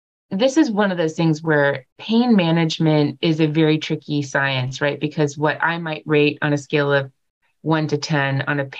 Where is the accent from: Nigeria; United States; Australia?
United States; California; moved away; I grew up in California